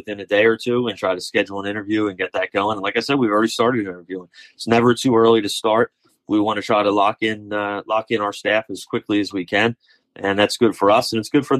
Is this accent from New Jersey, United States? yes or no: yes; Somers Point, New Jersey, United States; now in Ocean City, United States; I grew up here at the shore my whole life. I grew up in Summers Point. Now I live in Ocean City